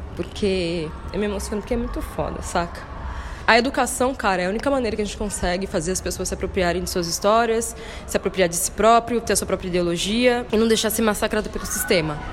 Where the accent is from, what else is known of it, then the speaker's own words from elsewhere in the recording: São Paulo, Brazil; accent: paulista; moved away as an adult; now in Bahia, Brazil; Nasci na cidade de São Paulo, justamente, sou paulistana, mas a minha família é inteiramente baiana, pai e mãe